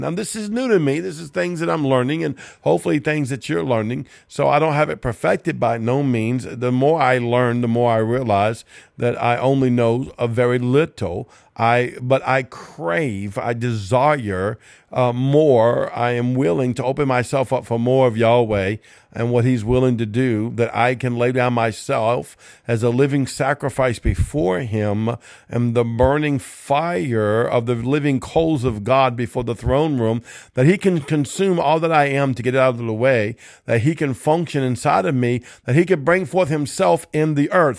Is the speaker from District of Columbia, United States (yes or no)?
no; Cajun, Louisiana, United States; I'm Cajun